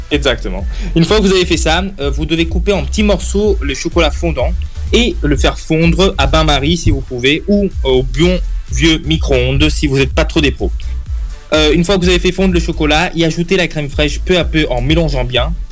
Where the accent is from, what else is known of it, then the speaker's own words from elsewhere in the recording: Italy; French is a second language; Oui, bon, je suis italien, vous allez me pardonner.